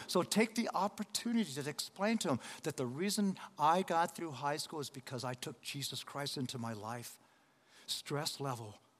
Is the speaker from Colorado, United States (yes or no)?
yes; Denver, Colorado, United States; also born or lived in Los Angeles, California; I'm from Los Angeles, California, but I was raised in Denver, Colorado.